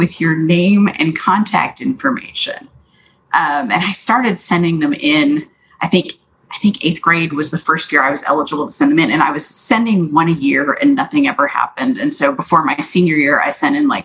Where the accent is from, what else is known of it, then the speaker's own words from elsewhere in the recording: Richardson, Texas, United States; also born or lived in Dallas, Texas / Plano, Texas; born in Dallas, grew up in Plano Richardson area.